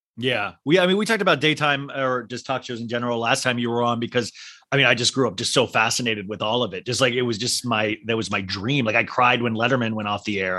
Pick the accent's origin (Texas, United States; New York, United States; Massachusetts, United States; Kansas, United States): Kansas, United States; I grew up in Kansas